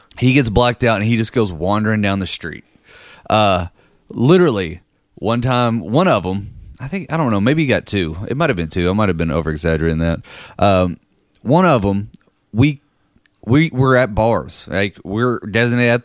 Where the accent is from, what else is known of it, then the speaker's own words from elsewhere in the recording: Danville, Kentucky, United States; moved away; also born or lived in Lexington, Kentucky; my hometown of Danville